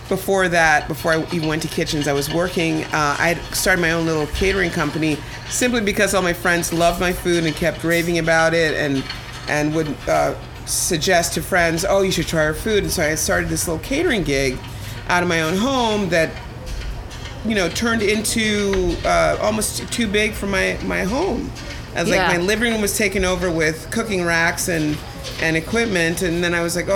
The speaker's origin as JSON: {"language": "English", "region": "Connecticut", "country": "United States", "tie": "born or raised there", "also_born_or_lived": "Jamaica / Brooklyn, New York", "moved": "yes", "said": "I grew up in Connecticut. Well, first I'm transplanted from Jamaica to Connecticut, homogenized in Connecticut from I was six"}